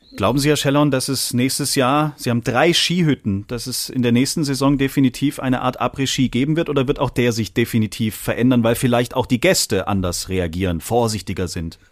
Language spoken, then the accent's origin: German; Germany; hier bei uns in Deutschland